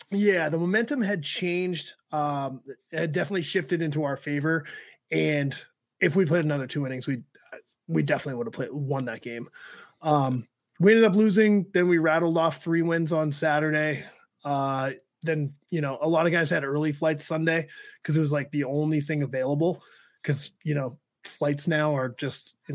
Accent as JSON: {"language": "English", "region": "New England", "country": "United States", "said": "I was like, we're from New England."}